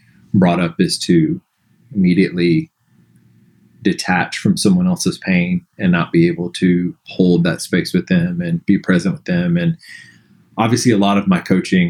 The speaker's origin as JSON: {"language": "English", "region": "Alabama", "country": "United States", "tie": "born or raised there", "said": "growing up in the South in Alabama"}